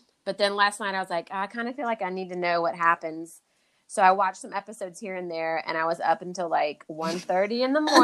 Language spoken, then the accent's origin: English; United States; as an American